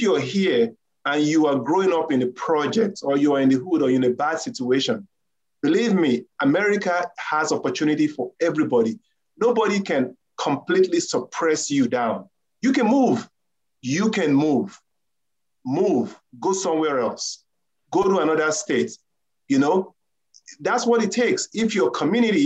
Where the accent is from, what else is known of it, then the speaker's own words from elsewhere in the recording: Nigeria; now in United States; I am originally from Nigeria